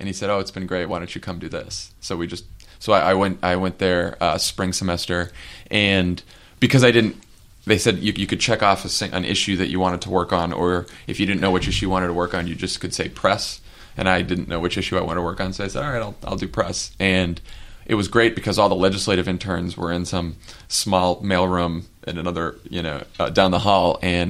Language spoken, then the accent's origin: English; Massachusetts, United States; I was from Massachusetts